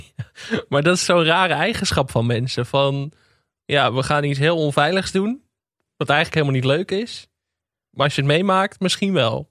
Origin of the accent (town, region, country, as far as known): Netherlands